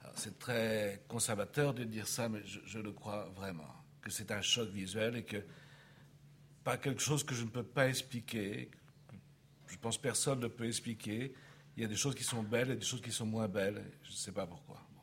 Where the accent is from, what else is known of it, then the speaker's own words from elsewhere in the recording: Paris, Île-de-France, France; je suis né à Paris euh, au XXe siècle